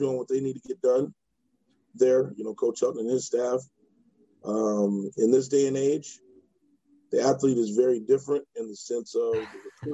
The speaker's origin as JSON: {"language": "English", "town": "Riverside", "region": "California", "country": "United States", "tie": "born or raised there", "said": "Born and raised in Riverside, California"}